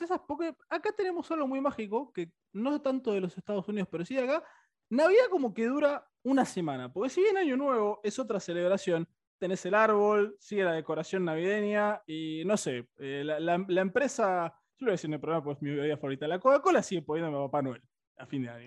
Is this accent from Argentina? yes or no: yes; Buenos Aires, Argentina; yo acá también soy, más porteño que el obelisco